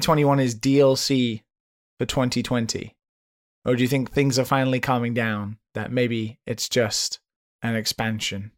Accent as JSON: {"language": "English", "country": "United Kingdom", "moved": "yes", "lives_now": "Japan", "said": "being a British citizen under the jurisdiction of Brexit, yet living on the other side of the planet"}